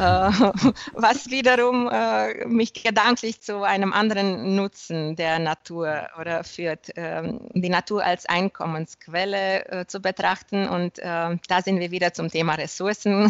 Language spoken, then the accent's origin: German; Romania; also born or lived in Germany; ich habe ähm, der erste rumänische Reisebüro in der Fliegenfischeszene gegründet